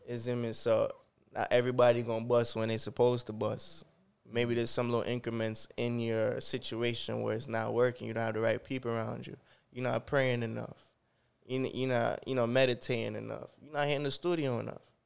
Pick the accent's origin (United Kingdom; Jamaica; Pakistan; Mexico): Jamaica; moved away; I was born in Jamaica